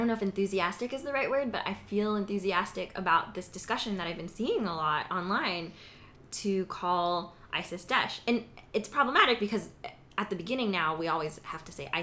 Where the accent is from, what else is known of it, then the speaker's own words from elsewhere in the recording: Southern California, United States; moved away as an adult; also born or lived in Midwest; But I grew up in Southern California